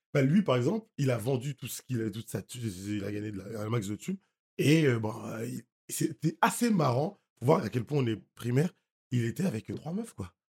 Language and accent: French; Haiti; moved away; je suis haïtien, je vais tous les ans en Haïti